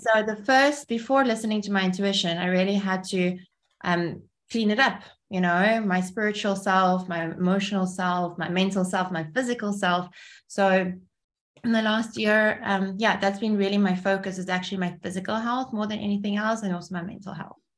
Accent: Cape Town, Western Cape, South Africa; English is a second language; also born or lived in Kyiv, Ukraine; we moved from Kiev to Cape Town. I was only six

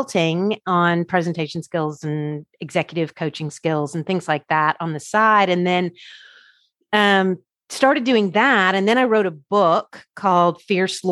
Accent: Birmingham, Alabama, United States; also born or lived in Washington, D.C.; I'm from Birmingham, Alabama

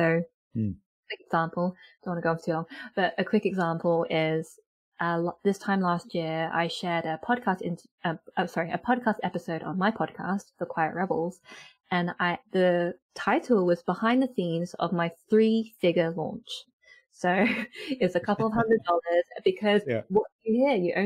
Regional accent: United Kingdom; I am British born Chinese, and in my family when I was growing up

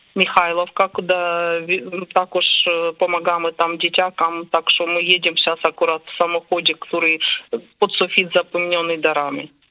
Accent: Ukraine; Polish is a second language; moved away; jako Ukraińcy

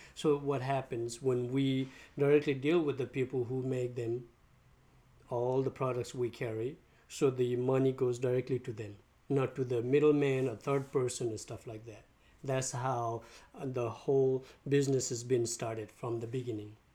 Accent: Nepal; now in St. Petersburg, United States; I'm from Nepal. I came to US 20 years ago

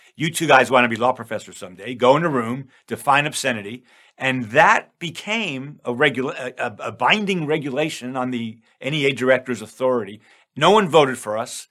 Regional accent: New York, United States; I'm from New York

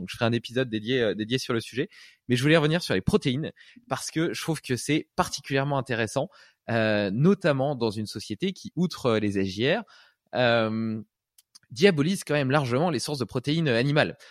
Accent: Brittany, France; moved away; j'ai vécu euh, une partie de mon enfance en Bretagne.

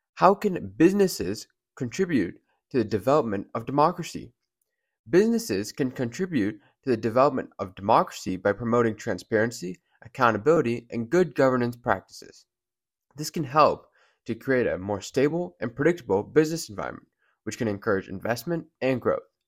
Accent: United States; we're all Americans

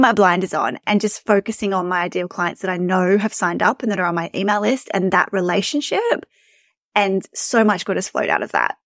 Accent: Australia; You can probably tell from my accent that I'm from Australia.

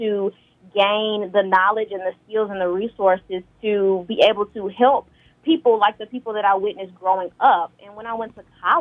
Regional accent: Grenada, Mississippi, United States; moved away as an adult; now in Carbondale, United States; I'm originally from Grenada, Mississippi

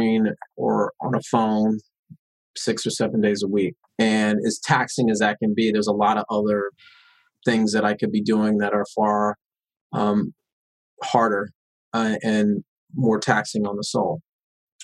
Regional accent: Long Beach, California, United States; The politics that I grew up with in East Long Beach was, you got a problem, you confront it, you speak on it

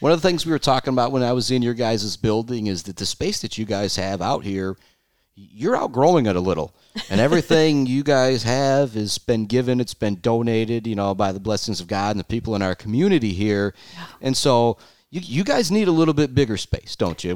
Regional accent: Shepherd, Michigan, United States; I'm from Shepherd

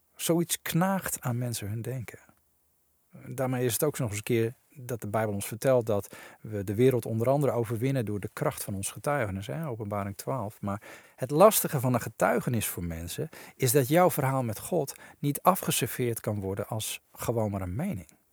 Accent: Netherlands; we als Nederlanders

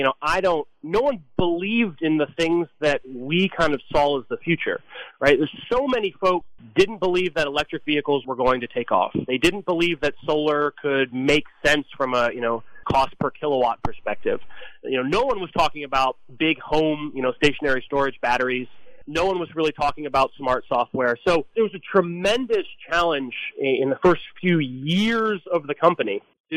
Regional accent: United States; as an American

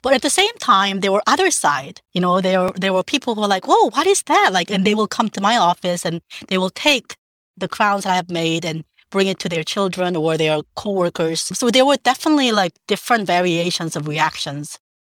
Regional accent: Jeju, South Korea; now in New York, United States; I grew up in South Korea, in a little island called Jeju-do

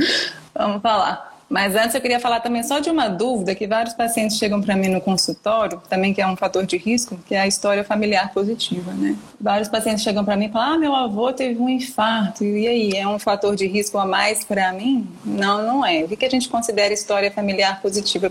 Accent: Minas Gerais, Brazil; moved away as an adult; now in São Paulo, Brazil; sou de Minas e vim para São Paulo para fazer residência médica, né? Hoje eu tô morando aqui, moro aqui já há 10 anos

